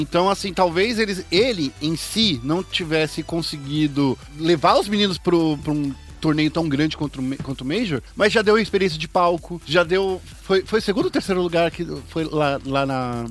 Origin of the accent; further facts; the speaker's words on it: Brazil; a gente é, é brasileiro